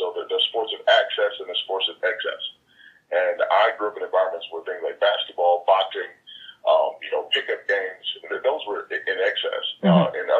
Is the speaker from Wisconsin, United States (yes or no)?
yes; Milwaukee, Wisconsin, United States; also born or lived in Jackson, Tennessee / Houston, Texas; I moved from Milwaukee, Wisconsin to Jackson, Tennessee, and then to Houston, where I went to high school.